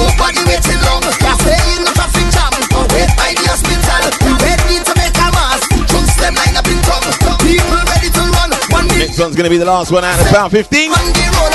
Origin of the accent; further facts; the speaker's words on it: Trinidad & Tobago; I'm from Trinity.